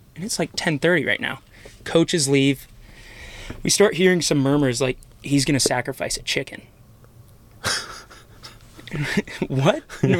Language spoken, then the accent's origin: English; Manhattan Beach, California, United States; moved away as an adult; I'm coming from Manhattan Beach